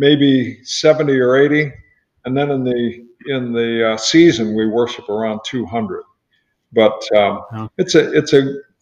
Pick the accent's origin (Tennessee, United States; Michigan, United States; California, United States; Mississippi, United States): California, United States; Riverside; moved away as an adult; also born or lived in Santa Barbara, California / Ventura, California; now in Naples, United States; Grew up in Riverside, went to UC Santa Barbara, and had a church out there as well